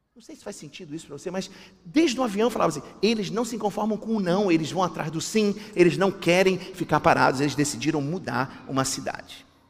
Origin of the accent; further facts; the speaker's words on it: Rio de Janeiro, Brazil; Eu sou carioca, né? Deu para perceber? Eu sou carioca